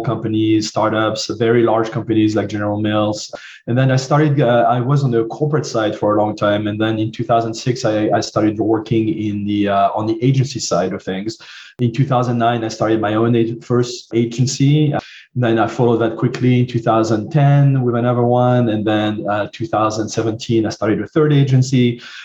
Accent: southern France, France; accent: French; English is a second language; moved away; I grew up in France, as you can hear from my accent

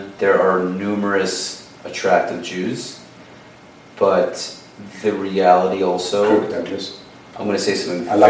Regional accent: New York City, New York, United States; I grew up in Brooklyn

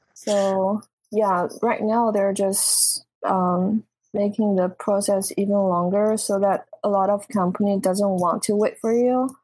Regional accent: southern China, China; English is a second language; moved away as an adult; now in United States; I grew up in in China, like southern part

